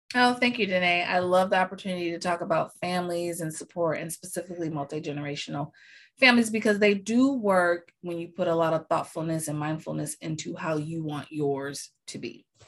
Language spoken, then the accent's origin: English; United States; I'm American.